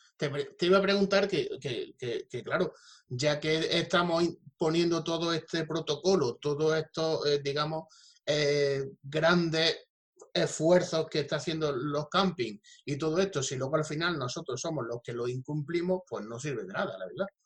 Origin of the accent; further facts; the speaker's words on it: Jaén, Andalusia, Spain; yo soy de Jaén capital